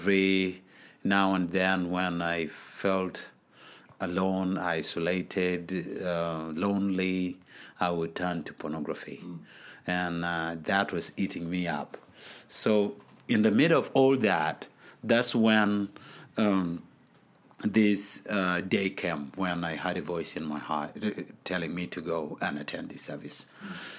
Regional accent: Gulu, Northern Region, Uganda; So that's how I grew up, and coupled with that is I grew up in wartime in Gulu. There was a war for 22 years in Gulu, so most of my childhood was in that wartime.

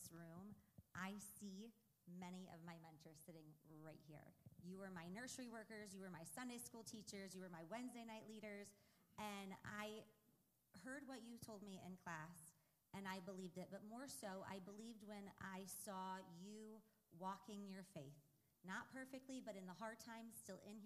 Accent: Cuyahoga Falls, Ohio, United States; now in Stow, United States; Well, actually, I grew up in Cuyahoga Falls.

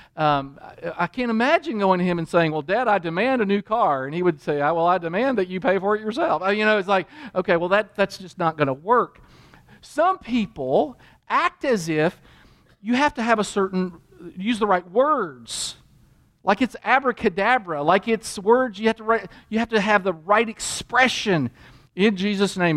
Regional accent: Kentucky, United States; I grew up in Kentucky in a Christian home

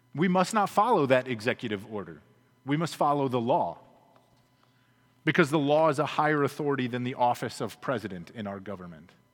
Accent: United States; us as American Christians

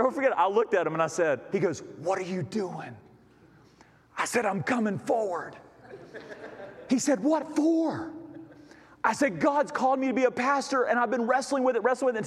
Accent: Thomasville, North Carolina, United States; also born or lived in Denton; I was born over in Thomasville Hospital

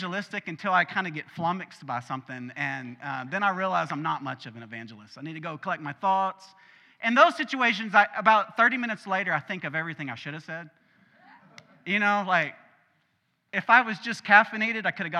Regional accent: Arkansas, United States; We're from Arkansas, my family that is

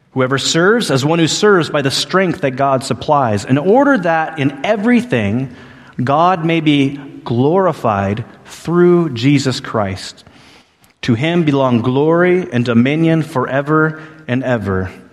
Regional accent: Alaska, United States; growing up in Alaska, there's a sense of preparedness that we uh, kind of just grow up learning

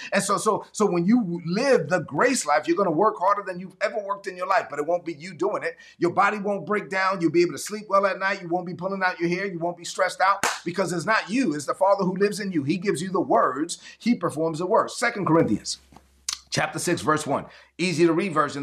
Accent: New York City, New York, United States; moved away; growing up in East New York, Brooklyn

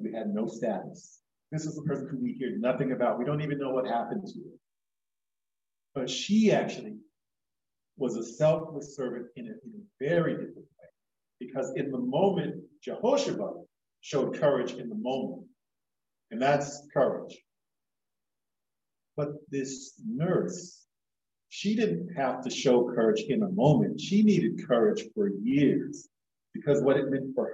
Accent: Florida, United States; moved away; also born or lived in New York; when I visit family back home. I'm from Florida, originally in New York

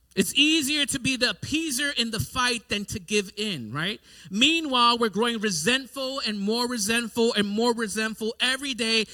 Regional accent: New York City, New York, United States; growing up in New York City, we had to have some self defense mechanisms

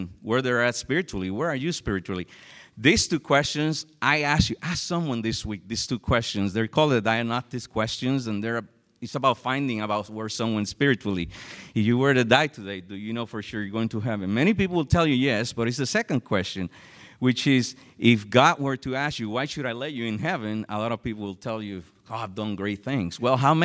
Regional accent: San Juan, Puerto Rico; moved away; I'm originally from San Juan, Puerto Rico

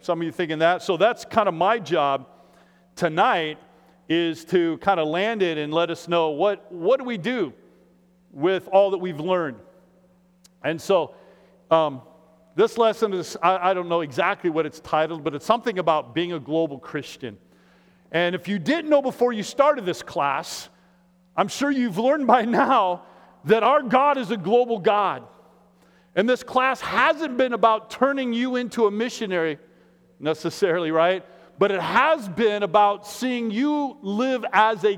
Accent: Iowa, United States; now in Minneapolis, United States; I'm from Iowa

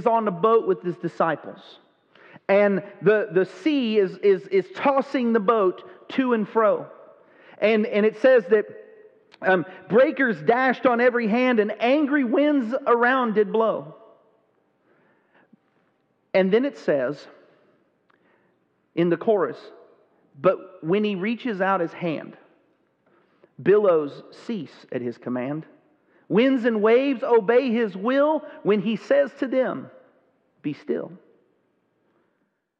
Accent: Texas, United States; I grew up in Texas

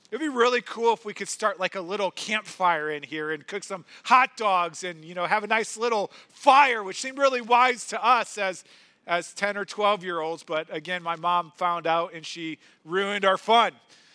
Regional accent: St. Louis, Missouri, United States; When I was a kid, I grew up in St. Louis

